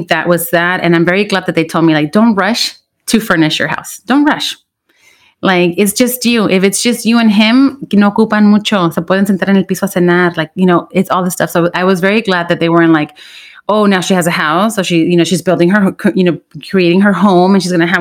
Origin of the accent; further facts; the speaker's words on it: Los Angeles, California, United States; I grew up in Watts